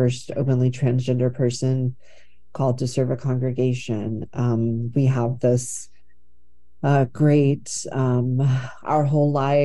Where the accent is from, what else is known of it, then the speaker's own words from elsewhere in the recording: Texas, United States; moved away as an adult; now in Portland, United States; I grew up in Texas in an area that was really imbued with these white nationalist conservative Christian